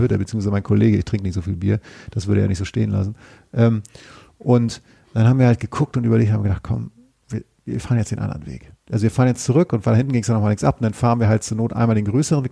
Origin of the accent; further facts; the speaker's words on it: Northern Germany, Germany; now in Cologne, Germany; ich aus Norddeutschland stamme